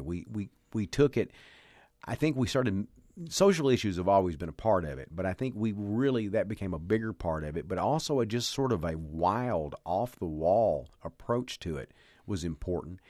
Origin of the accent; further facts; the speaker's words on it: the South, Texas, United States; growing up in the South where you had, uh, Southern preachers